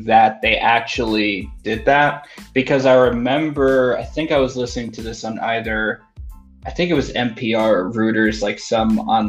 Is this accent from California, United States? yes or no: no; New York, United States; now in Colorado, United States; my home state, New York